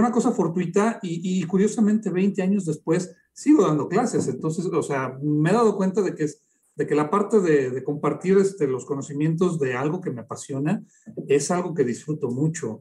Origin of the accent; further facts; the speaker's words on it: Aguascalientes, Mexico; aquí en mi tierra, la Feria de San Marcos